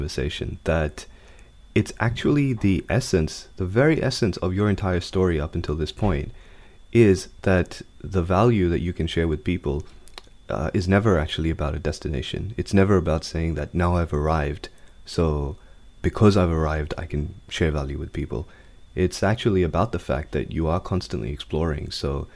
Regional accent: Sydney, New South Wales, Australia; also born or lived in India; I was a baby. I grew up in Sydney.

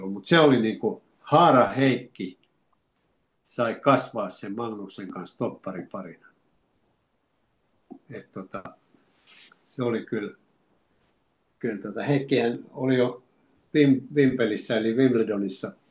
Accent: Oulu, North Ostrobothnia, Finland; mulla Oulussa on hyviä kavereita ja kun me ollaan sieltä lähtöisin.

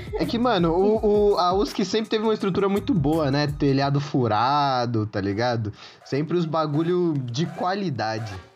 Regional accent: Santo André, São Paulo, Brazil; eu sou de, de Santo André

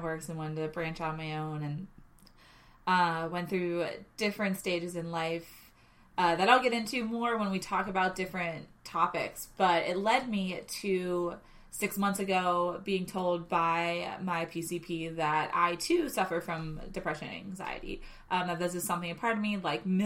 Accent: Pittsburgh, Pennsylvania, United States; I am born and raised in Pittsburgh

